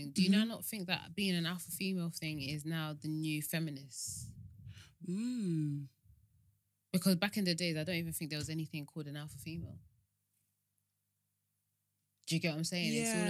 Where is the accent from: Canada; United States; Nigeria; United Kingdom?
Nigeria; especially us Nigerians